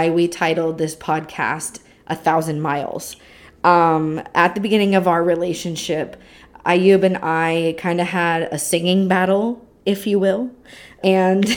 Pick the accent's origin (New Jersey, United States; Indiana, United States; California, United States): California, United States; I'm from California in the United States